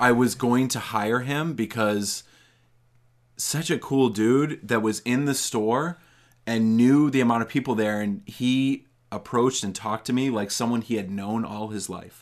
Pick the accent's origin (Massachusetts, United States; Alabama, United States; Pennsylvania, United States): Massachusetts, United States; North Reading; I grew up in North Reading, um, not that far from where my grandparents lived in Stoneham